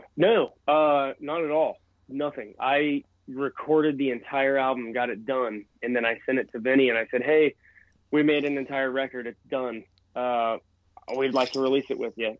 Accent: Bethel, Ohio, United States; my hometown of Bethel, Ohio

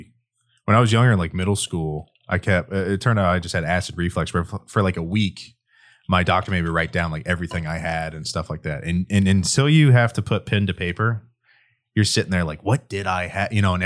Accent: Kansas, United States; Growing up, my parents. Okay, we're from Kansas.

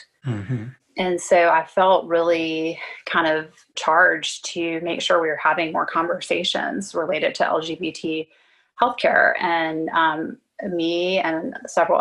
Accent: South Carolina, United States; also born or lived in Philadelphia; now in Atlanta, United States; I trained here in the South. I'm from South Carolina

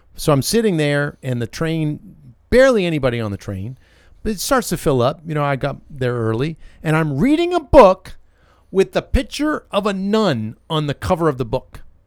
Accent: Northeast, United States; moved away as an adult; also born or lived in Massachusetts / Connecticut / Louisiana / Nashville; now in Alabama, United States; I grew up in Massachusetts and Connecticut

